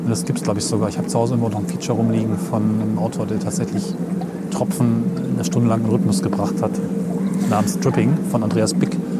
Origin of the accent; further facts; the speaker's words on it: Hessisch Oldendorf, Lower Saxony, Germany; moved away as an adult; now in Göttingen, Germany; wo ich aufgewachsen bin, Hessisch-Ollendorf, Fuhlen und Hameln, an der Weser